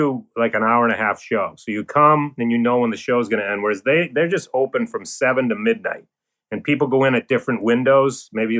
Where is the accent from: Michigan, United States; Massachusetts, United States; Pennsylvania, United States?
Massachusetts, United States; Boston; I'm from Boston